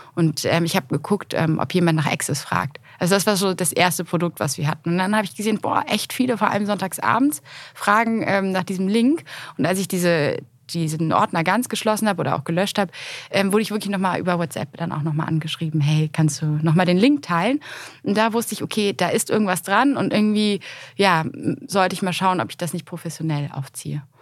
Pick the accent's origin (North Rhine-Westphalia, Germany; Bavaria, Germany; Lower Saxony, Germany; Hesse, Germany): North Rhine-Westphalia, Germany; Cologne; in meiner Heimatstadt